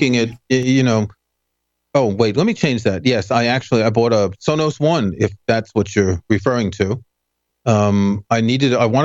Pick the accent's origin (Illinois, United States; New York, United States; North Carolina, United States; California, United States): New York, United States; New York City; I never had a car when I was growing up because I lived in New York